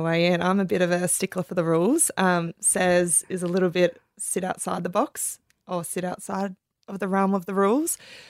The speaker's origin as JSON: {"language": "English", "town": "Cronulla", "region": "New South Wales", "country": "Australia", "said": "Sydney, Cronulla."}